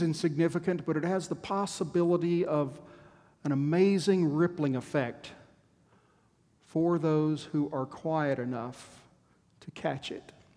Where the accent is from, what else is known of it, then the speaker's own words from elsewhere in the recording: Texas, United States; As a Texan